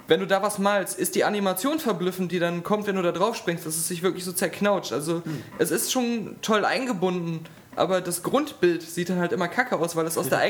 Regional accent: Cologne, North Rhine-Westphalia, Germany; Also ich als Kölner, das ist ja mein Messias.

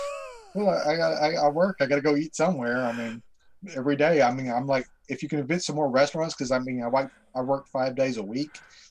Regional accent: Texas, United States; I'm from Texas

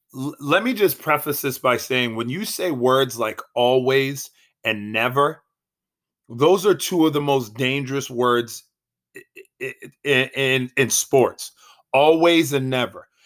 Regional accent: Boston, Massachusetts, United States; I am from Boston

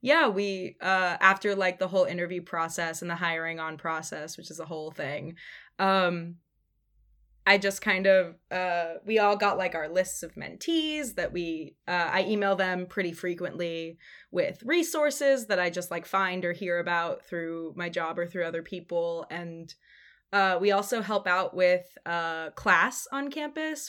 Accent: Sonoma County, California, United States; born or raised there; moved away as an adult; also born or lived in San Francisco

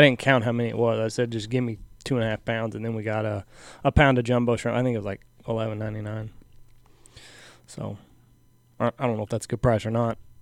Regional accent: Texas, United States; I'm from Texas

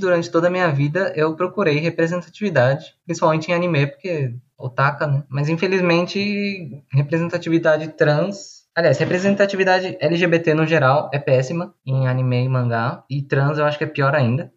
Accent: São Paulo, Brazil; eu tenho 32 anos, sou de São Paulo

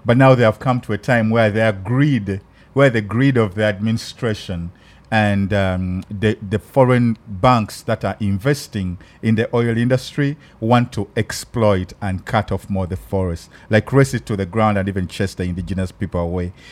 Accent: Uganda; accent: African; now in Los Angeles, United States; My African accent

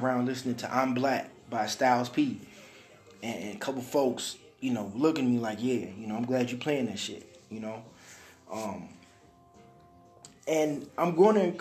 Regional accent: Detroit, Michigan, United States; I'm from Detroit, so I grew up listening to my grandmother

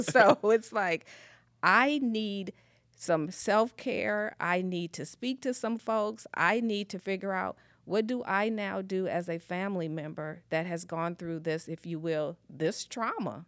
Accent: Springfield, Illinois, United States; moved away as an adult; now in Goodyear, United States; originally, I'm from the Midwest, actually a small little place called Springfield, Illinois

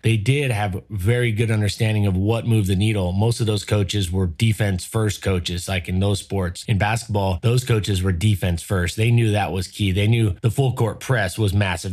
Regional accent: Southern California, United States; I grew up in Southern California

